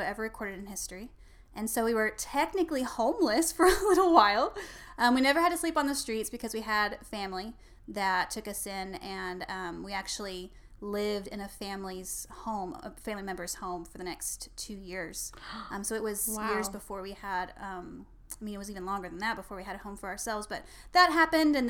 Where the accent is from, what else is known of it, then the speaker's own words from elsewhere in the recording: Oklahoma, United States; moved away as an adult; also born or lived in Colorado; now in Dallas, United States; I am originally from Oklahoma. Grew up there